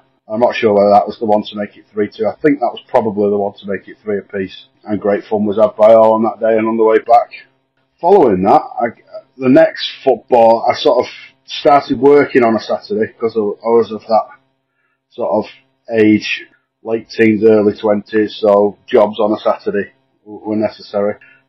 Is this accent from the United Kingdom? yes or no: yes; Wigan, North West England, United Kingdom; Firmly in what is now and still is my hometown.